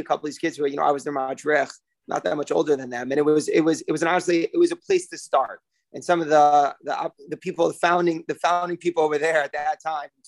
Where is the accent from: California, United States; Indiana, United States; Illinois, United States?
Indiana, United States; South Bend; also born or lived in Israel; now in New York, United States; I'm born and raised in South Bend, Indiana, Notre Dame, Fighting Irish